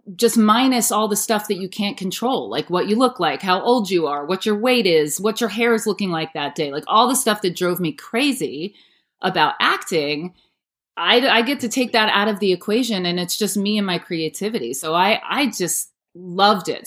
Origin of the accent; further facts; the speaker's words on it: New Paltz, New York, United States; moved away as an adult; also born or lived in New Hampshire; now in Los Angeles, United States; I am from New Paltz, New York, which is in the Hudson Valley. Grew up there on an apple farm.